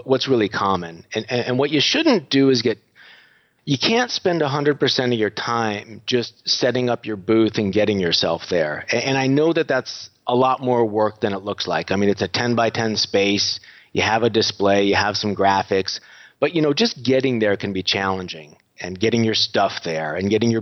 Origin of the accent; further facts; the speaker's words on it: United States; moved away as an adult; now in Budapest, Hungary; You may notice from my voice that I'm not sounding very Hungarian. I am American, but I moved over here about a dozen years ago.